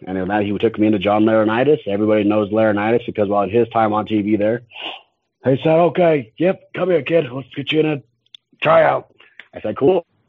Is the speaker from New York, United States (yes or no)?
no; Utah, United States; I'm from Utah.